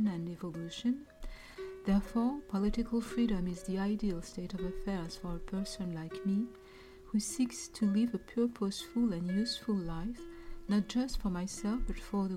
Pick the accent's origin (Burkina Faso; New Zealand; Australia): Burkina Faso; now in Montreal, Canada; I am originally from Burkina Faso in West Africa. I live in Montreal, Canada